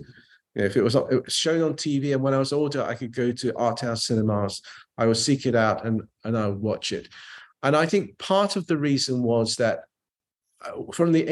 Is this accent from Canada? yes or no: no; England, United Kingdom; also born or lived in Japan; I was a Japanese kid growing up in England.